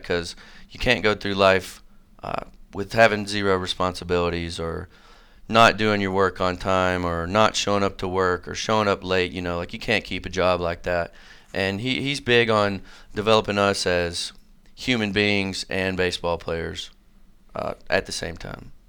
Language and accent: English; Manchester, Tennessee, United States; moved away as an adult; now in Johnson City, United States; I'm from Manchester, which is sort of a, a really small town out in Middle Tennessee